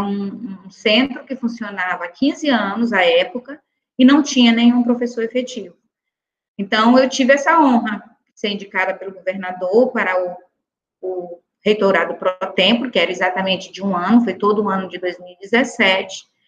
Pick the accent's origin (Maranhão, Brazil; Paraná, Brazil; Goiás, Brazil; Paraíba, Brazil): Maranhão, Brazil; São Luís; also born or lived in Chapadinha, Maranhão; eu nasci em São Luís, mas as minhas férias todas nós passávamos né, nesse ambiente, né, bucólico, né, na zona rural do, do, de um interior chamado Macajuba